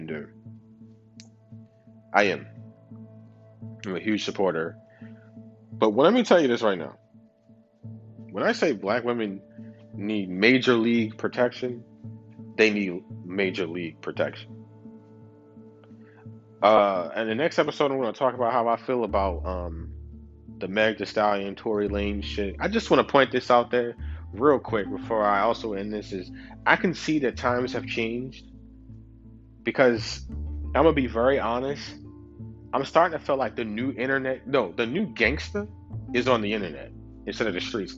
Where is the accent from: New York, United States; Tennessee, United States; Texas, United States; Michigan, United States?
New York, United States; New York City; I'm from Brooklyn. I ain't from no other motherfucking country